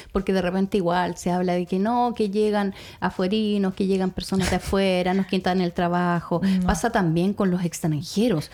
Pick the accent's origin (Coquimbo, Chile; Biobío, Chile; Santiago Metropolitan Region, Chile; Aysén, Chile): Aysén, Chile; Puerto Aysén; para quienes somos de acá, de esta ciudad, o, nacimos en la región de Aysén